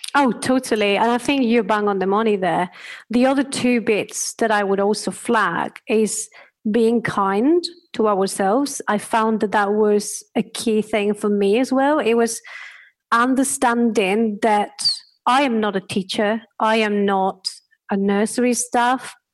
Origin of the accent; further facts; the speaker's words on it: Spain; English is a second language; moved away; can hear my accent, I am from Spain